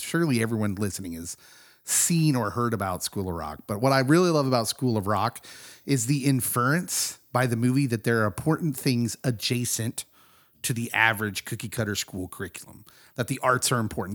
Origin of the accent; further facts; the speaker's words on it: Kansas, United States; as a young kid growing up in Kansas